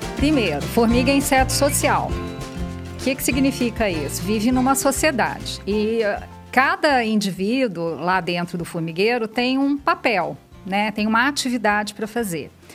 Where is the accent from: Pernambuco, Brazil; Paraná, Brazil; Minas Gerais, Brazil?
Minas Gerais, Brazil; moved away as an adult; also born or lived in Rio Claro; now in São Paulo, Brazil; sou de Minas. É, vim para São Paulo fazer mestrado e doutorado